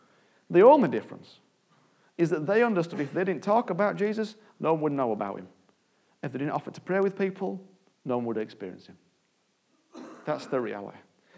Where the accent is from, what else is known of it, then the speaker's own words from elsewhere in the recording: United Kingdom; I'm British and polite